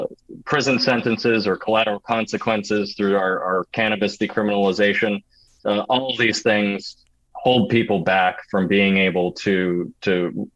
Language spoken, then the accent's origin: English; Hollis, New Hampshire, United States; I'm a native Granite Stater. I was born and raised in Hollis